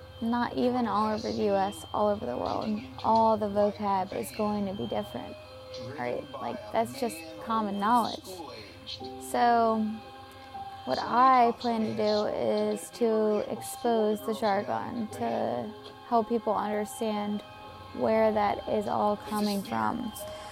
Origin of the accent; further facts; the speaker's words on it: Havre de Grace, Maryland, United States; also born or lived in Bel Air, Maryland; originally I'm Havre Grace, Maryland